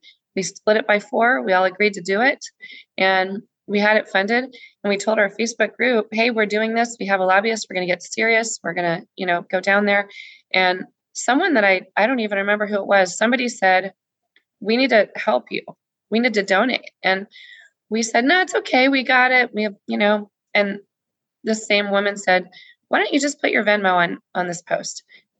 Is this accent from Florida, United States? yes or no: no; San Antonio, Texas, United States; now in Marble Falls, United States; I am mostly from Texas. My dad was a military ophthalmologist. And so we lived in San Antonio, which is sort of in South Texas.